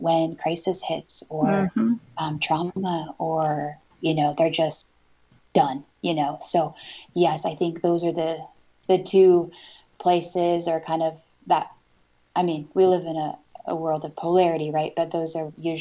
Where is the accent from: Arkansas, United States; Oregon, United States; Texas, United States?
Oregon, United States; Northeast; also born or lived in Portland area; I was born and raised here in Oregon